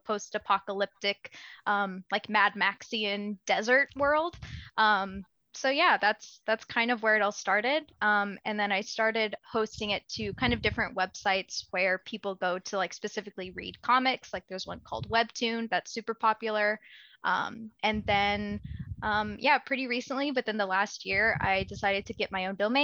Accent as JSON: {"language": "English", "region": "the South", "country": "United States", "tie": "born or raised there", "also_born_or_lived": "Marquette, Michigan", "moved": "as an adult", "said": "I grew up in the South. So things weren't always amazing, being a kid who looks different from everyone in your class of like 50 kids in a super rural, pretty conservative place."}